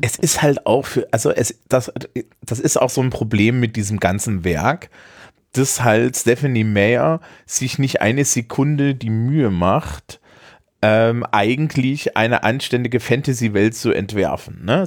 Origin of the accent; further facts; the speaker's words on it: Eisenach, Thuringia, Germany; aus meiner Heimatstadt Eisenach